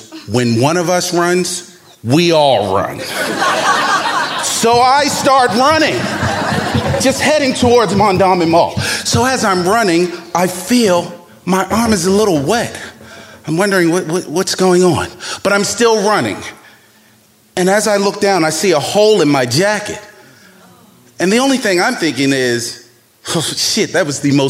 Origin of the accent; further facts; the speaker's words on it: Baltimore, Maryland, United States; young black man growing up in Baltimore